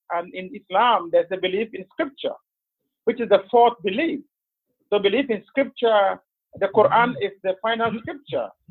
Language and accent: English; northern Ghana, Ghana; moved away; I'm from Ghana originally. I'm from the northern part of Ghana, which is predominantly Muslim